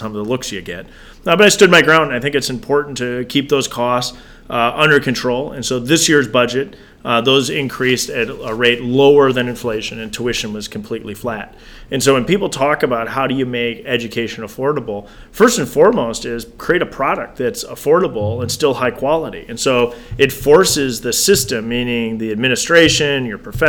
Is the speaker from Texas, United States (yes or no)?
no; Janesville, Wisconsin, United States; born and raised in Janesville